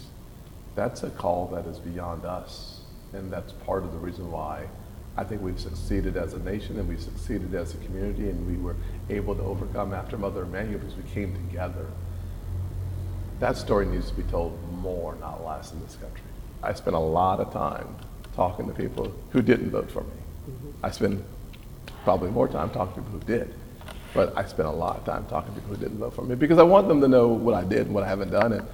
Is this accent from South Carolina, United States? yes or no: yes; North Charleston, South Carolina, United States; I am from North Charleston